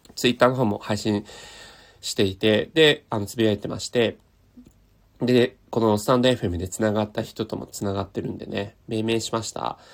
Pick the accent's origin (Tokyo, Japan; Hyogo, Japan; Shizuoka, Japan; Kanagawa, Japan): Tokyo, Japan; 僕、東京生まれ、東京育ちで、今も東京なんで